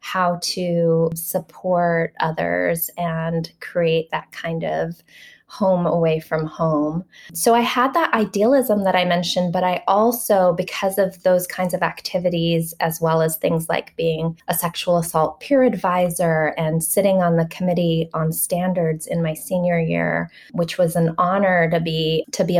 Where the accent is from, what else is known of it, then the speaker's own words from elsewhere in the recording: Hawaii, United States; moved away as an adult; So I would go home in December. And when I would come back in January, I was coming from Hawaii